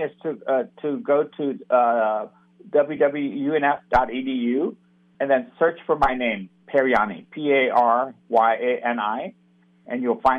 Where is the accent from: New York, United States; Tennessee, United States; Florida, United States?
Florida, United States; Jacksonville; also born or lived in India / Stanford, California; my growing up here in this North Florida region. So I'm an immigrant. I was born in India. I came over when I was 11 years old